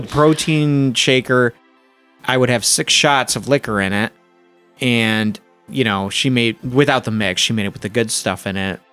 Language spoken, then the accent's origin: English; Flint, Michigan, United States; moved away as an adult; also born or lived in Toronto, Canada; now in Rochester, United States; growing up where I grew up in Flint, Michigan